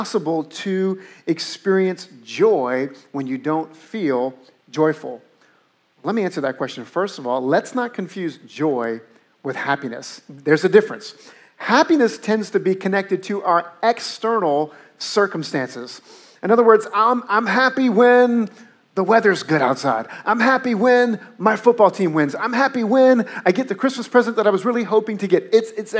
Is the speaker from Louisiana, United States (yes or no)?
yes; New Orleans, Louisiana, United States; moved away; I grew up in New Orleans